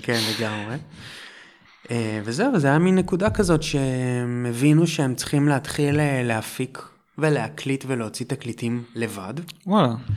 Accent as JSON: {"language": "Hebrew", "town": "Holon", "region": "Tel Aviv District", "country": "Israel", "also_born_or_lived": "Jerusalem", "moved": "as an adult", "said": "במקור מחולון"}